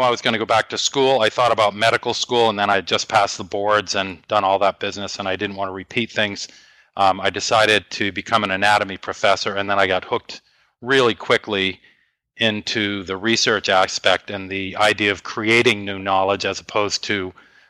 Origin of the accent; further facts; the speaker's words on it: Maine, United States; moved away as an adult; also born or lived in North Carolina; I'm from Maine and my wife's from Maine, and we moved to North Carolina